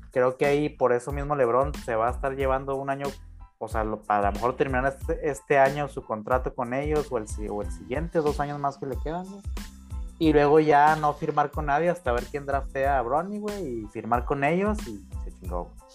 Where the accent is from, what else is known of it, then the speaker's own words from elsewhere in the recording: Chihuahua, Mexico; nosotros que nos criamos en Chihuahua